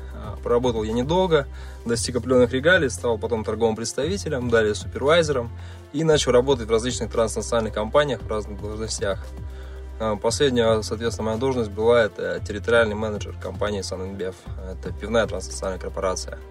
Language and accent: Russian; Noyabrsk, Yamalo-Nenets Autonomous Okrug, Russia; moved away as an adult; also born or lived in Moscow; now in Samara, Russia; я родился в Сибири, а, в городе Ноябрьске, это Ямал-Ненецкий автономный округ. Сейчас мне 29 лет, 18 из которых я прожил как раз там.